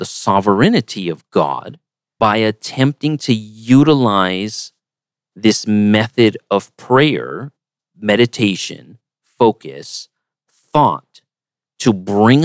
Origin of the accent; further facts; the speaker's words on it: United States; as an American